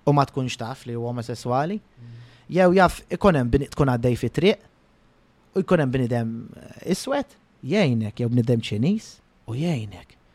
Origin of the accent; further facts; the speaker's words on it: Malta; jiena Malti pur ġifieri ngħidu hekk. Jekk hawn ifimni pur mhux bħala dana, jien Malti u nanna Maltijan, bużnannit Maltin, kollox Malti.